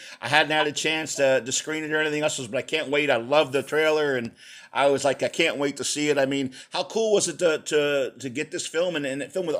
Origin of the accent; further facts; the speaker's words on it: outside of Philadelphia, Pennsylvania, United States; also born or lived in San Antonio, Texas; I'm a Texas boy, you know, San Antonio boy originally, but I grew up in Pennsylvania outside of Philly.